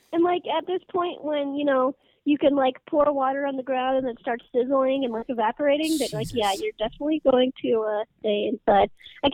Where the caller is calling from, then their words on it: Scottsdale, Arizona, United States; I live in Arizona. I'm calling you from Scottsdale right now.